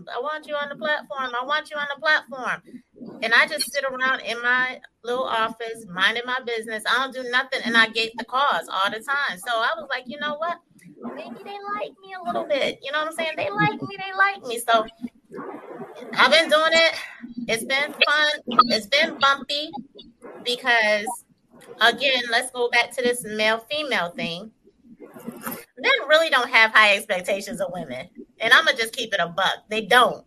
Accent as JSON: {"language": "English", "town": "Syracuse", "region": "New York", "country": "United States", "tie": "born or raised there", "also_born_or_lived": "Elmira, New York", "moved": "yes", "lives_now": "Atlanta, United States", "said": "I'm from Syracuse, New York. I was born in Elmira, New York, and then we moved to Syracuse when I was four"}